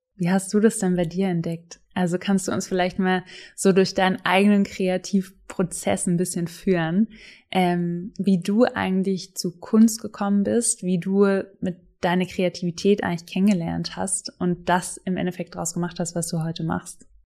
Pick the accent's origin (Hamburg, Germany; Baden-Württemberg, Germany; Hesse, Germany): Baden-Württemberg, Germany; Swabia; kommen wir beide aus dem Schwabenländle